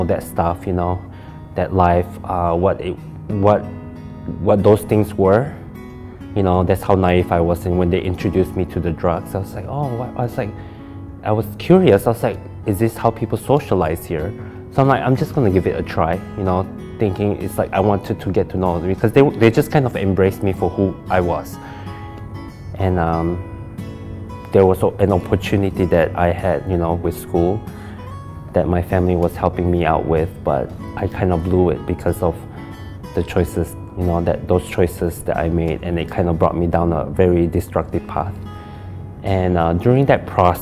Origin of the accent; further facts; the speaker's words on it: Malaysia; now in Michigan, United States; I'm actually from Malaysia, and I moved here back in 1999.